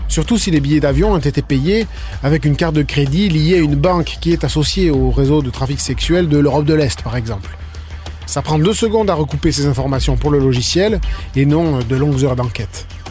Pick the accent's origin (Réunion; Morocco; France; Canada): Canada; chez nous au Canada